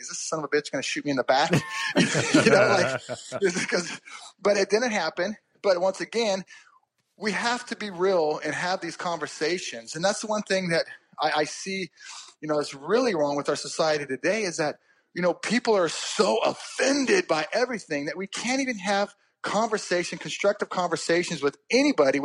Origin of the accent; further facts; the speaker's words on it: Bakersfield, California, United States; I moved back home to my hometown of Bakersfield, California